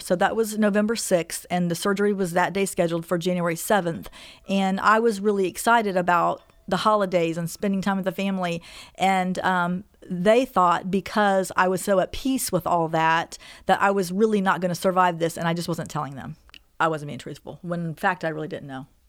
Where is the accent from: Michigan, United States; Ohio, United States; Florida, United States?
Ohio, United States; Xenia; also born or lived in North Carolina; I'm from Xenia, Ohio